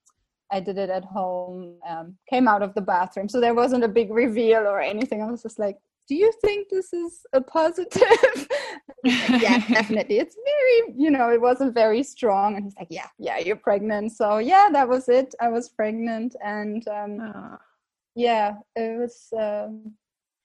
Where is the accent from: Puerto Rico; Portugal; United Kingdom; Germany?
Germany; Berlin; moved away as an adult; also born or lived in Prague, Czech Republic / Jeseník Mountains, Czech Republic; now in Czech Republic; I'm originally from Berlin, Germany. Now based in the Czech Republic for about 8 years.